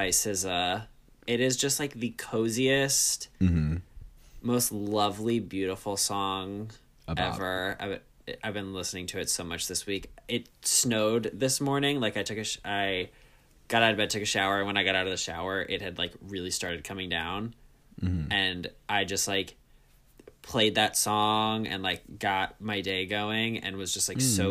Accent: Northeast, United States; for someone like me who's from the Northeast

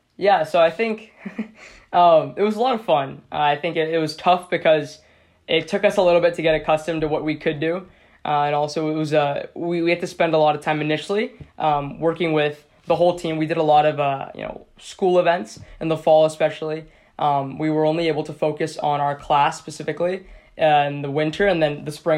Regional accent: Seattle, Washington, United States; I'm from Seattle, Washington as well

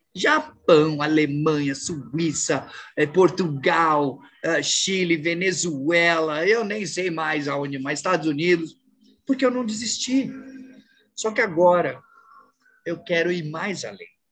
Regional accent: São Paulo, Brazil; moved away as an adult; now in Natal, Brazil; eu sempre morei a vida toda em São Paulo

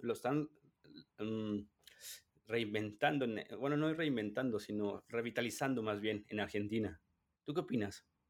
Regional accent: Mexico; mi percepción como mexicano

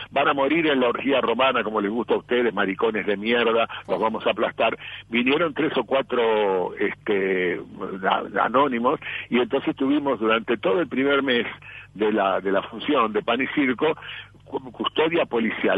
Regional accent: Argentina; soy argentino hasta la muerte

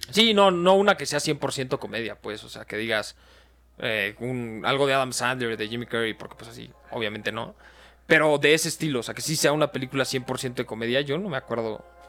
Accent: Mexico; nosotros somos mexicanos

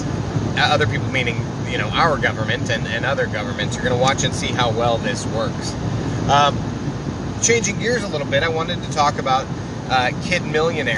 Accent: Iowa, United States; I'm from Iowa

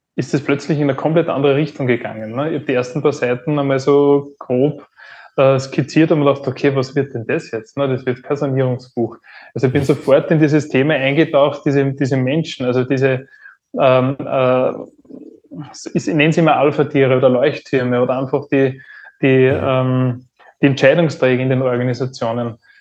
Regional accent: Upper Austria, Austria; geboren in Oberösterreich

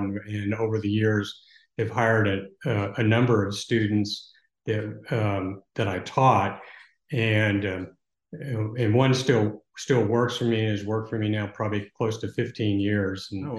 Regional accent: Texas, United States; also born or lived in Odessa / Lubbock / Houston; Really all over Texas. My family moved around a lot. I mean, I lived in Odessa and Lubbock and graduated from high school in Houston.

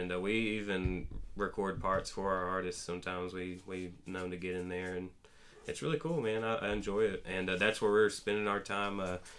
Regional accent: Trenton, Georgia, United States; Yeah, I grew up in the on the other part of the Georgia side in the Big Woods

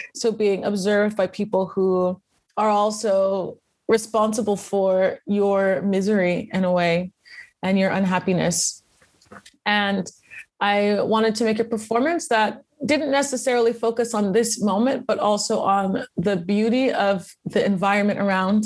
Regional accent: United States; moved away as an adult; also born or lived in Louisiana; now in Prague, Czech Republic; I'm American and my family's Creole

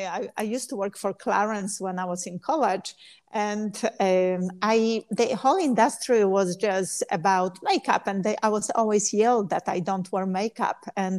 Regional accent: Poland; English is a second language; moved away; I'm from Poland

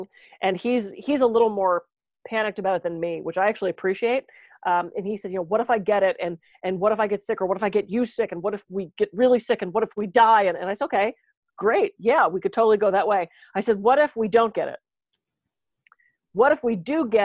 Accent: East Coast, United States; now in California, United States; I'm from the East Coast

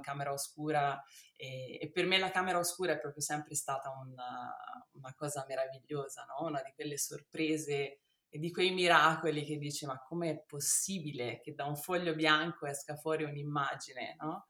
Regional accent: Rome, Lazio, Italy; now in Tuscany, Italy; sono nata a Roma e ho mio padre che è italiano e mia mamma

